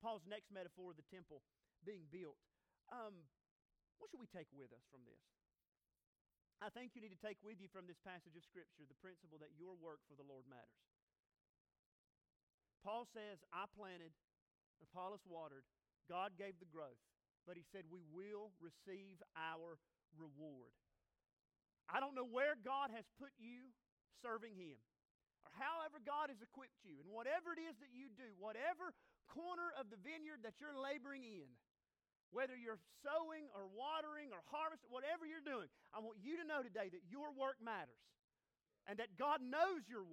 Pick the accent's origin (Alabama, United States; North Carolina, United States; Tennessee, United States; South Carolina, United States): North Carolina, United States; I'm from North Carolina